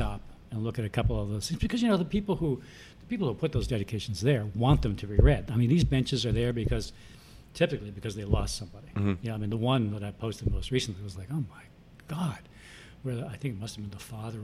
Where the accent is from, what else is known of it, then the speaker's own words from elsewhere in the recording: Freeport, New York, United States; also born or lived in Philadelphia / Baltimore / San Francisco / Seattle; now in New York City, United States; I grew up in Long Island, Freeport, Long Island.